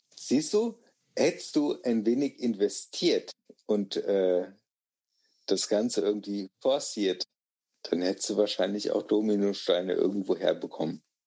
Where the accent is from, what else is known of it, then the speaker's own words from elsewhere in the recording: Germany; ich bin Deutscher